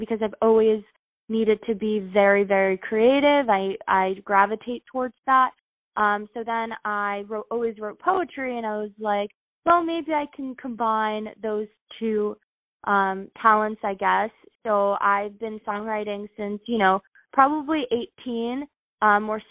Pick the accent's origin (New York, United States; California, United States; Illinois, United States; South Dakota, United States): New York, United States; Long Island; also born or lived in Paris, France / Brooklyn, United States; I was born in Paris. I moved here to Long Island when I was 4 years old